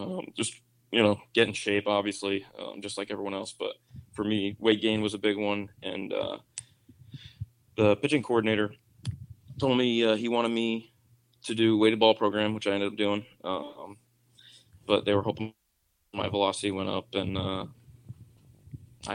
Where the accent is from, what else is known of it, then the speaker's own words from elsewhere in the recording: New England, United States; New England. I'm from New England.